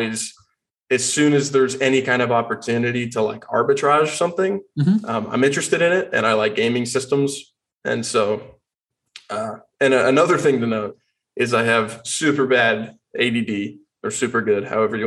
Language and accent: English; Austin, Texas, United States; I was born and raised in Austin, Texas